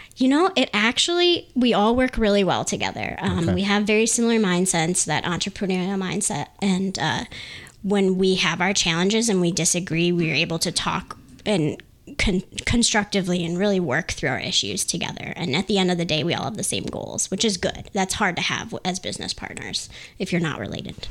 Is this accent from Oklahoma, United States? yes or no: no; Lansing, Michigan, United States; we're all from the Lansing area, obviously, as a family